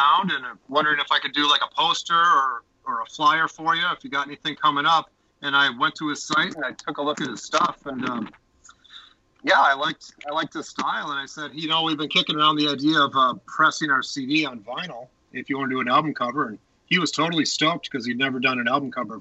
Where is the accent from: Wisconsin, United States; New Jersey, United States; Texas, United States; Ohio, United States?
Wisconsin, United States; Appleton; moved away as an adult; now in Minneapolis, United States; I actually moved here when I was 20. I moved from Appleton, Wisconsin to Minneapolis.